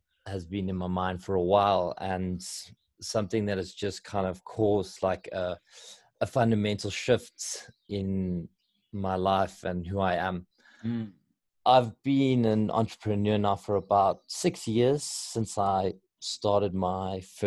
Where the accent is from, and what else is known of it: South Africa